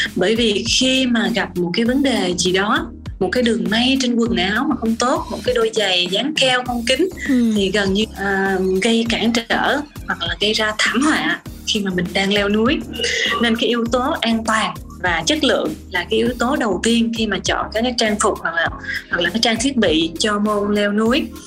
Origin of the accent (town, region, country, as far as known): Vietnam